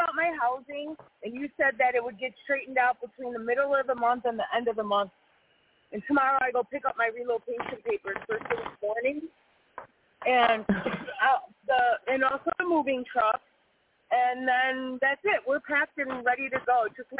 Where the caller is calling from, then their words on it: Wisconsin, United States; we are last day in Wisconsin. We leave tomorrow.